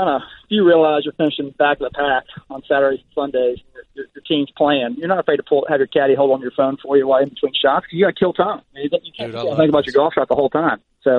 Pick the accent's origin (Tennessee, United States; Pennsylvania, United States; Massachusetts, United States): Tennessee, United States; Nashville; I'm from Nashville.